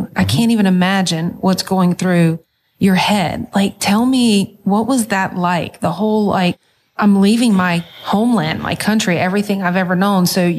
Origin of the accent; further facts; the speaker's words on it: United States; I mean, I grew up in America, right? I was born here